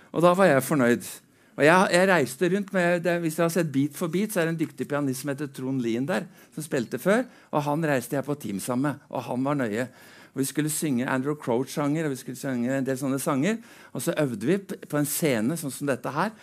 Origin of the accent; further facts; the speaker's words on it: Drammen, Buskerud, Norway; er født og oppvokst i Drammen